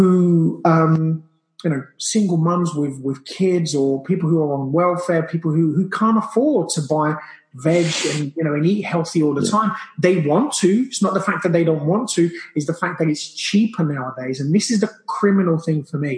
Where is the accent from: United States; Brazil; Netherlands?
Brazil; now in United Kingdom; I grew up in Brazil, so I grew up with that kind of diet